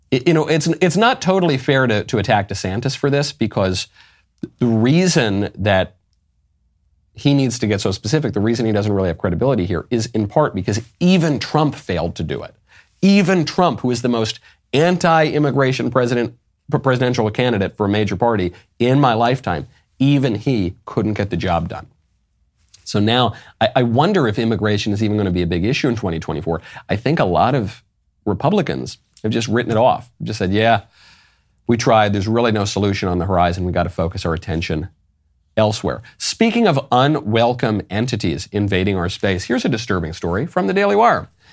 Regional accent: New York City, New York, United States; a New Yorker by birth and by education

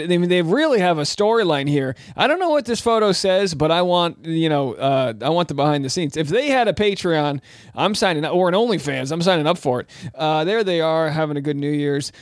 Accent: New England, United States; I'm from New England

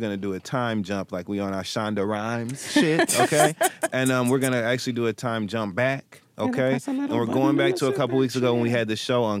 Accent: Flint, Michigan, United States; I'm from Flint, Michigan

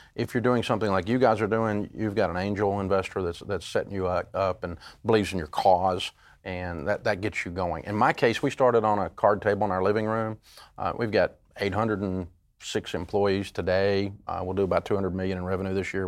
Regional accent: Tennessee, United States; I grew up in Tennessee, and, uh, we're a hillbilly

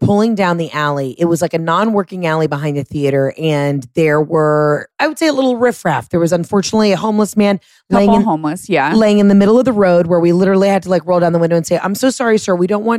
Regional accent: Fresno, California, United States; And we're from Fresno.

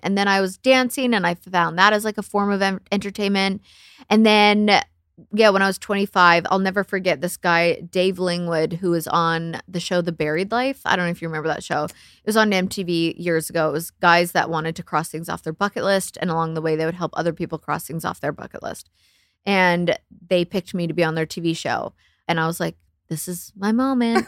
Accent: Canada; I'm Canadian

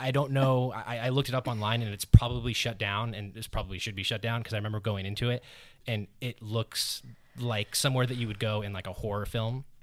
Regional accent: San Diego, California, United States; I am a native, San Diego native, was born there.

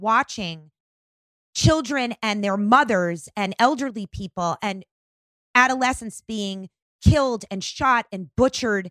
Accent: Long Island, New York, United States; I am a New Yorker at heart. I grew up on Long Island.

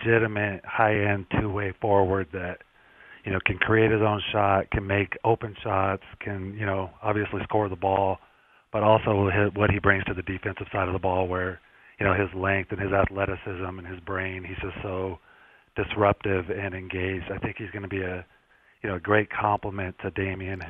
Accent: Colorado, United States; growing up in Colorado

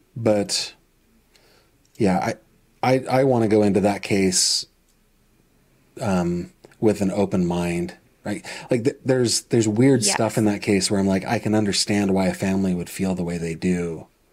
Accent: Clearfield, PA, Pennsylvania, United States; born or raised there; also born or lived in Northern California; now in Venango County, Pennsylvania, United States

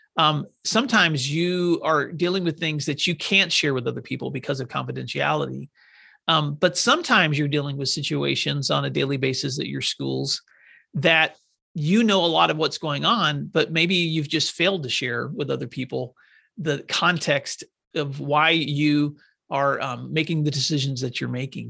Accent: Northwest Tennessee, United States; moved away; When I grew up in Northwest Tennessee, we lived on a farm

